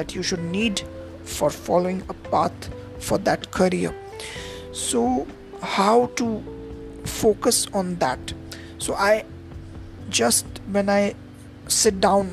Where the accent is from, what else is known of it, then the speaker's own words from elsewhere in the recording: India; I am from India